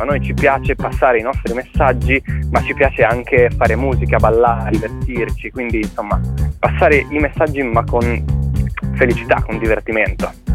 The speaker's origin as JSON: {"language": "Italian", "region": "Liguria", "country": "Italy", "said": "noi che siamo liguri, ci sentiamo molto legati a questa terra"}